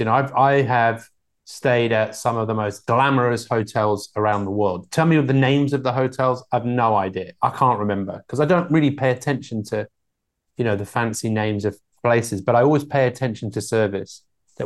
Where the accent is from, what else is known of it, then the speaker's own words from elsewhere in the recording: London, United Kingdom; I grew up in London